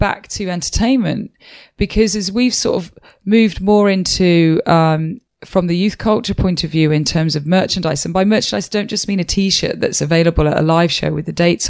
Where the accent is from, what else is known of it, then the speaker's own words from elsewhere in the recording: Wales, United Kingdom; I'm from Wales.